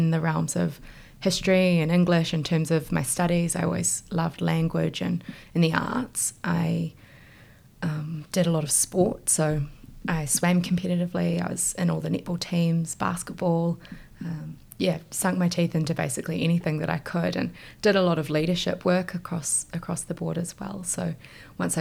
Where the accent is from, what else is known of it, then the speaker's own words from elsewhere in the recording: Ashburton, Canterbury, New Zealand; also born or lived in Dunedin; I grew up and went to school in Ashburton